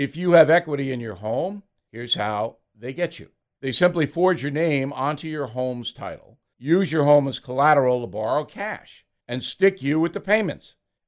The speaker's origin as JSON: {"language": "English", "country": "United States", "said": "As an American"}